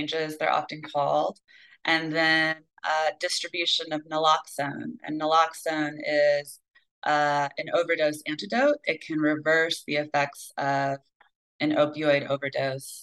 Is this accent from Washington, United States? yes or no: no; Michigan, United States; my home state